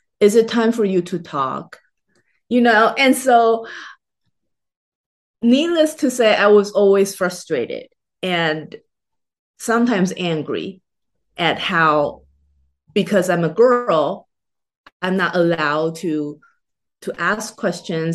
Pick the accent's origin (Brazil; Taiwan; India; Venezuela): Taiwan; moved away as an adult; now in United States; I was born and raised in Taiwan in Chinese culture